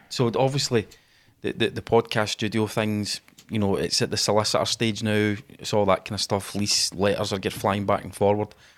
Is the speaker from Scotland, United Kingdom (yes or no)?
yes; Glasgow, Scotland, United Kingdom; we're Scottish guys. We're both from Glasgow